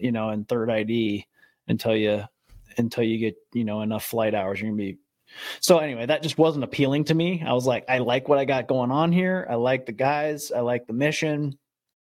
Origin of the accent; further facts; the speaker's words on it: Midwest, United States; also born or lived in California / Savannah, Georgia; now in San Francisco Bay Area, United States; I'm from the Midwest, lived in California after